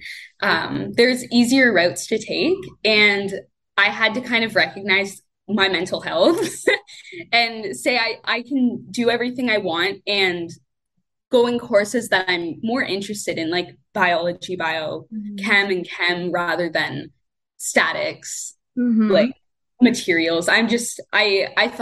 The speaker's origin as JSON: {"language": "English", "town": "Windsor", "region": "Ontario", "country": "Canada", "tie": "born or raised there", "lives_now": "London, Canada", "said": "I grew up in Windsor, Ontario, in Canada, and I lived there my whole life."}